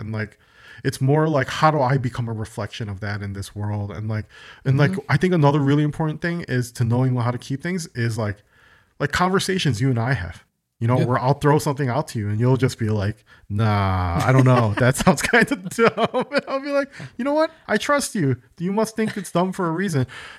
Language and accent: English; United States; born there; I was born in America, but I was in English as a second language. Because my parents instilled so much Korean stuff yes. in me